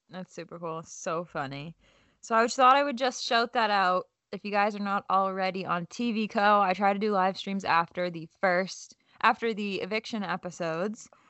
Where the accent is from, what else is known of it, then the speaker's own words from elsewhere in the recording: Boston, Massachusetts, United States; We're both, like, Boston girls